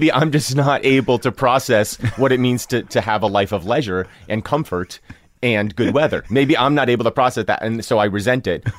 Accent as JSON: {"language": "English", "region": "New Jersey", "country": "United States", "tie": "born or raised there", "said": "Growing up in New Jersey, where I grew up, I was geographically unaware of almost every other town in New Jersey."}